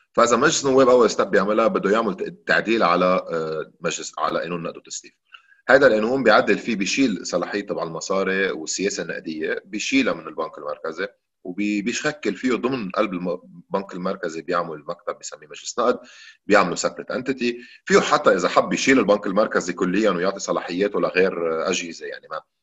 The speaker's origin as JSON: {"language": "Arabic", "country": "Lebanon", "said": "نحن عندنا بلبنان"}